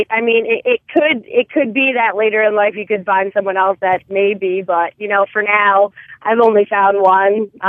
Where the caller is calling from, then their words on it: New Jersey, United States; I'm from New Jersey.